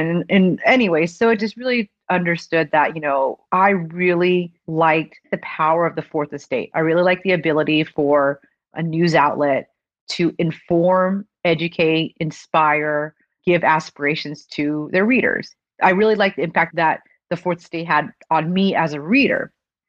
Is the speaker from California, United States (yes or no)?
no; Florida, United States; North Florida.